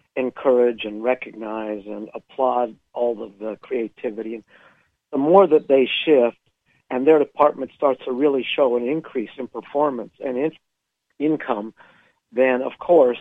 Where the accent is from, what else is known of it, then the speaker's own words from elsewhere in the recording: California, United States; now in Utah, United States; Originally California, but I've lived in Utah for a long time.